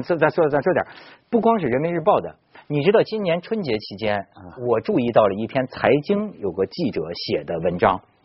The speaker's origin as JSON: {"language": "Chinese", "town": "Ningxiang", "region": "Hunan", "country": "China", "tie": "born or raised there", "moved": "yes", "said": "我老家是湖南的"}